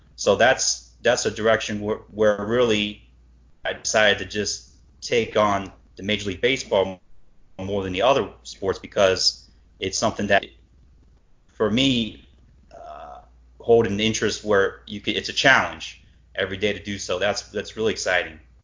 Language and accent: English; Cleveland, Ohio, United States; growing up in Cleveland